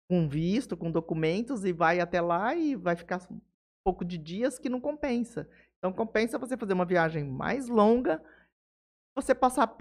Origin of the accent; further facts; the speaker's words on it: Jales, São Paulo, Brazil; Nasci em Jales. E aí? E aí fiquei por aqui, criei raiz.